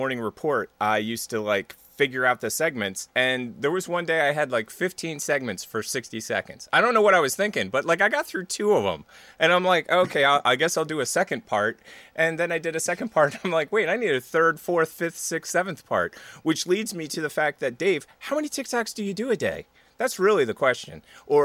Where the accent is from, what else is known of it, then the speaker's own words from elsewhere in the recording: Philadelphia, Pennsylvania, United States; moved away; also born or lived in California; I'm from Philly